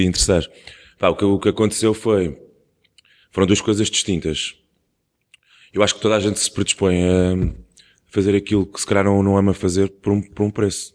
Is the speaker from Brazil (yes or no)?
no; Portugal; é uma coisa que já existe na nossa cultura como portugueses também há muito tempo